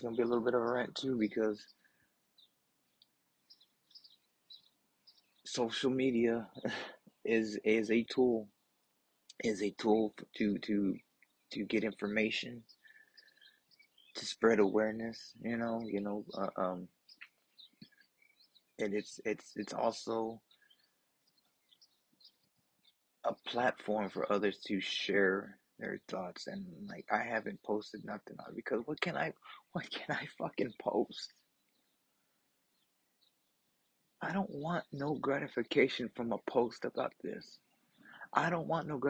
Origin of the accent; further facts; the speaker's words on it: a smaller town 40 miles past Uvalde, Texas, United States; moved away; I'm not from Uvalde, but I'm from a smaller town, 40 miles past Uvalde. I go through Uvalde when I go home to visit my family